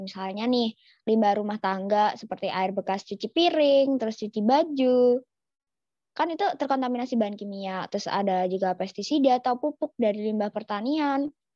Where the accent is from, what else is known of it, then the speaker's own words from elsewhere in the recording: Yogyakarta, Special Region of Yogyakarta, Indonesia; aku nih kan orang Jogja